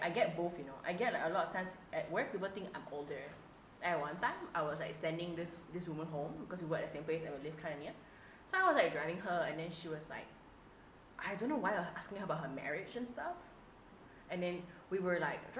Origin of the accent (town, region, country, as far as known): Malaysia